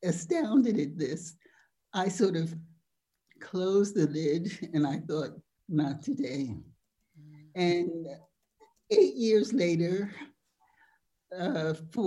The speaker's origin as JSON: {"language": "English", "country": "United States", "moved": "yes", "lives_now": "France", "said": "I was an American, a Yankee"}